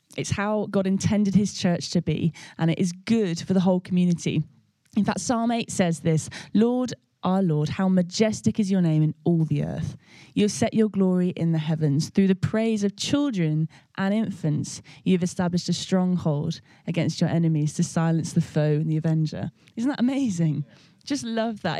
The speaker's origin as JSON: {"language": "English", "town": "Birmingham", "region": "West Midlands", "country": "United Kingdom", "tie": "born or raised there", "said": "I grew up in Birmingham Vineyard where Nige was um, in charge of loads of different things"}